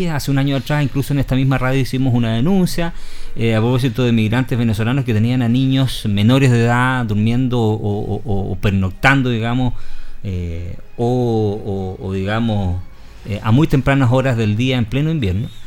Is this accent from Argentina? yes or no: yes; Patagonia, Argentina; born there; no lo voy a saber yo que nací en la Patagonia.